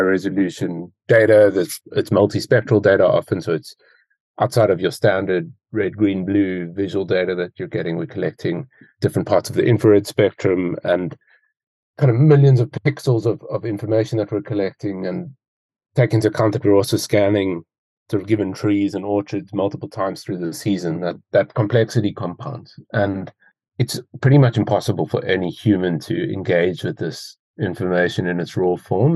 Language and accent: English; Cape Town, Western Cape, South Africa; also born or lived in United Kingdom; I'm originally from Cape Town in South Africa, which is where I'm based at the moment